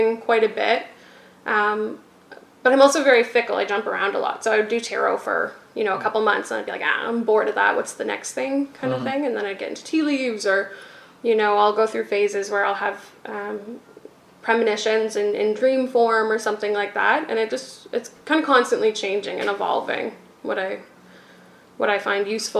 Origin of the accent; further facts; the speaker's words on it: Kitchener, Ontario, Canada; I was raised in Kitchener.